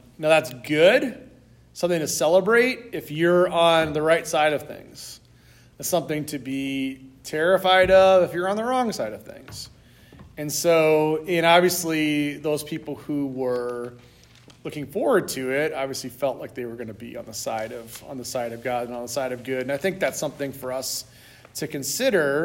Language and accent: English; United States; as American Christians